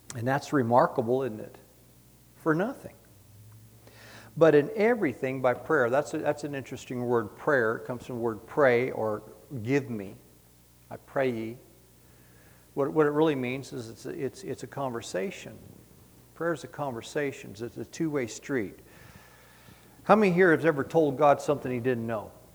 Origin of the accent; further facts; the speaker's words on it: San Diego, California, United States; we were raised in San Diego